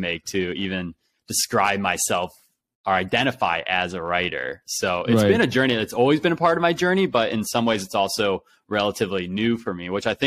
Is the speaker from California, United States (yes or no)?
no; Ohio, United States; I grew up in Ohio